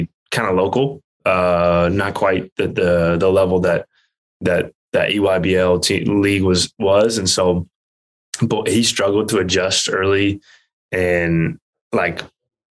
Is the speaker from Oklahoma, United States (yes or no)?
no; Kansas, United States; I grew up in Kansas.